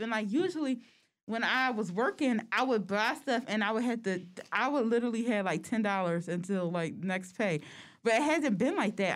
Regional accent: United States; we are American

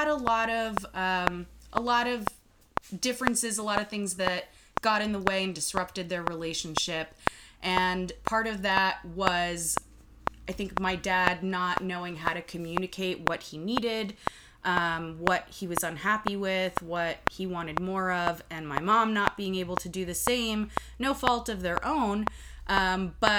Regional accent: United States; also born or lived in Lithuania; I came to the U.S. when I was about 5 with my mom and dad

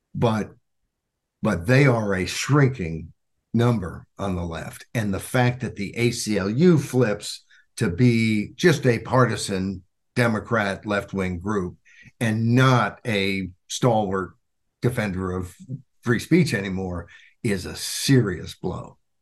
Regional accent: Arkansas, United States; now in Washington, DC area, United States; I grew up in Arkansas

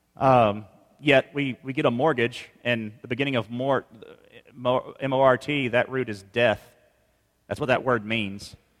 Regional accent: Mississippi, United States; moved away; we're from Mississippi originally

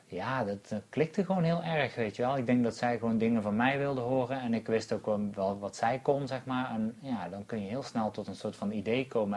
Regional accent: North Brabant, Netherlands; also born or lived in Eindhoven; wij komen natuurlijk allebei uit Brabant

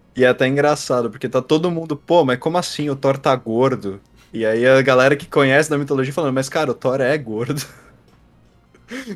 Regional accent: Brazil; Eu sou do Brasil

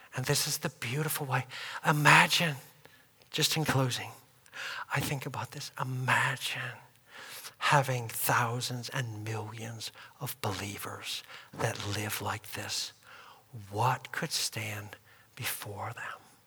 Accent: United States; us as Americans, believers

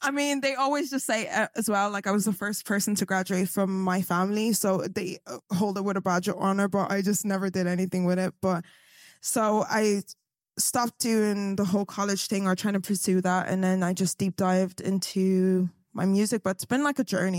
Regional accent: Galway, Connacht, Ireland; I'm from Galway, little, little town on the west side

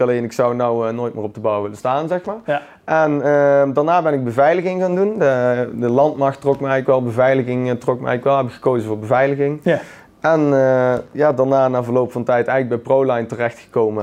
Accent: Someren, North Brabant, Netherlands; ik kom uit Zomeren

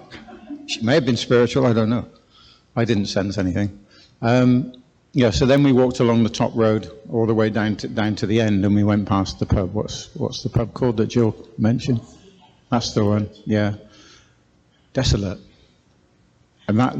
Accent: South West England, United Kingdom; moved away as an adult; we don't come from this part of the world. We come from the southwest originally. You can probably hear it in my accent.

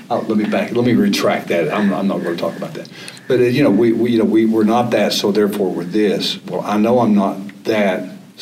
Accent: the South, United States; born there; I was born in America. I was born in the South.

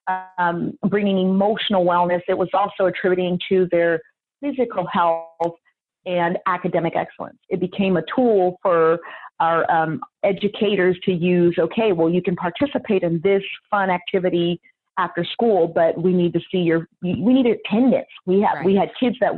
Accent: the Bay Area, California, United States; now in Sacramento, United States; growing up in the Bay

